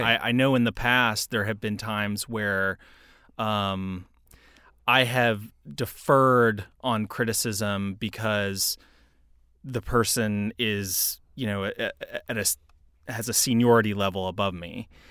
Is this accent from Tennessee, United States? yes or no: yes; Knoxville, Tennessee, United States; also born or lived in Houston, Texas; I was born in Houston, Texas, raised for a little bit of my life there, but mostly grew up in Knoxville, Tennessee